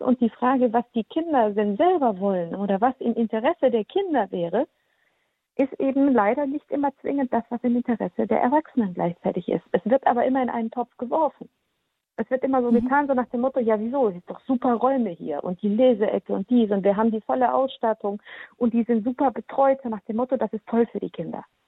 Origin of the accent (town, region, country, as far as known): Baden-Württemberg, Germany; born or raised there; also born or lived in Transylvania, Romania; now in Lower Rhine, Germany